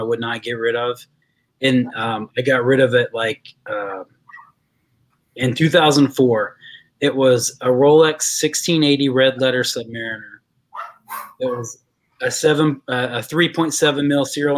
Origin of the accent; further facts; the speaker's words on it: West Virginia, United States; I'm from West Virginia